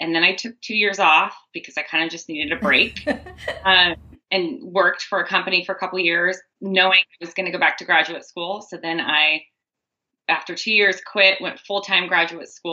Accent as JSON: {"language": "English", "area": "near Bastyr University", "region": "Washington", "country": "United States", "tie": "born or raised there", "said": "I grew up near Bastyr University."}